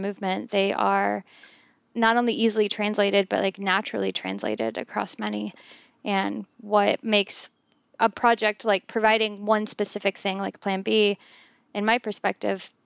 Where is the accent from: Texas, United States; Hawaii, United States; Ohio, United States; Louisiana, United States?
Louisiana, United States; South; so many of us being born and raised in South Louisiana